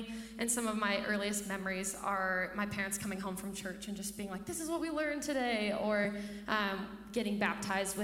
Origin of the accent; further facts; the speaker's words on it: Carson City, Nevada, United States; now in Incline Village, United States; I grew up in Carson City, Nevada, so just down the hill.